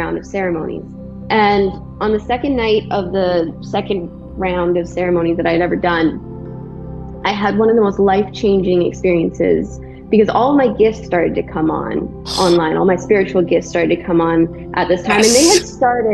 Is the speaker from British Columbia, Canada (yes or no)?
yes; Vancouver Island, British Columbia, Canada; now in Texas, United States; This is where I'm from. Yeah, I'm from Vancouver Island. I live in Texas now.